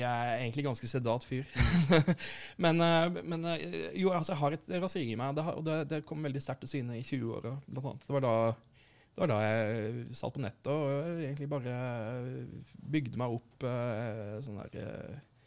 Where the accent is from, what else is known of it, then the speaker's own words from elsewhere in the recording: Arendal, Agder, Norway; kommer fra Arendal sjøl